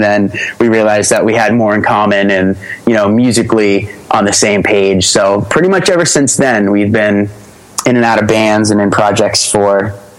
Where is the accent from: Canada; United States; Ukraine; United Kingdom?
United States; Grover, Massachusetts; Oh yeah. Grover, Massachusetts.